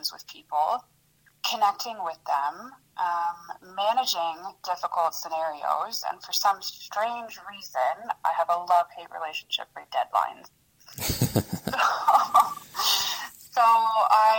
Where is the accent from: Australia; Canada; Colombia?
Canada; St. Catharines, Ontario; English is a second language; moved away as an adult; also born or lived in former Yugoslavia / China; now in Kingston, Canada; I grew up in St. Catharines for the majority of my life.